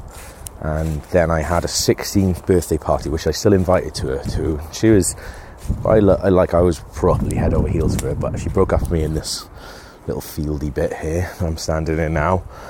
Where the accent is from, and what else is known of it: Wales, United Kingdom; born or raised there; moved away